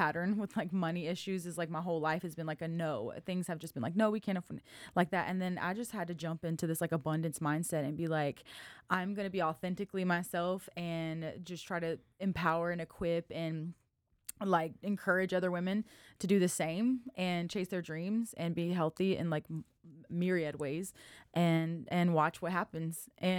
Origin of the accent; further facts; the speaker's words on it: Lafayette, Louisiana, United States; born there; now in Waco, United States; So I'm not a Waco native. I was born in Lafayette, Louisiana.